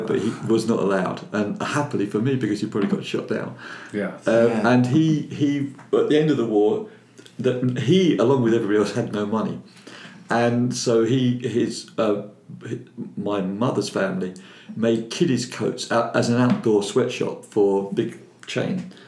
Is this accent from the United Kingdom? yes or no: yes; London, United Kingdom; accent: Cockney; He was a cockney like myself